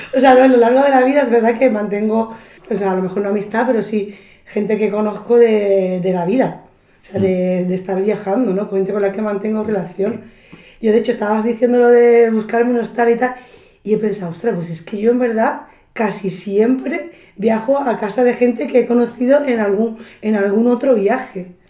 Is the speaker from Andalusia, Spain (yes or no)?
yes; Andalusia, Spain; yo como andaluza